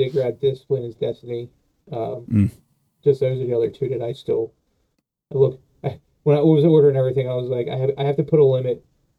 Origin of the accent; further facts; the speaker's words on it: New Jersey, United States; Oh, I am from Jersey, man.